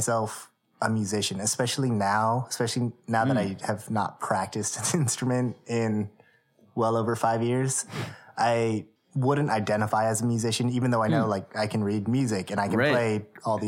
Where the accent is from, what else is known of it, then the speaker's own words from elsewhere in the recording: Palos Verdes, California, United States; I'm from Palos Verdes, which is like a suburb of LA County, about 40 minutes south